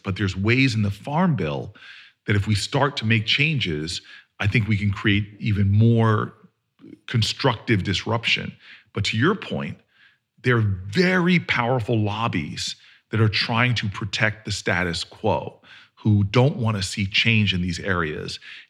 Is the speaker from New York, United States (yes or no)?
no; New Jersey, United States; I'm from Jersey, baby.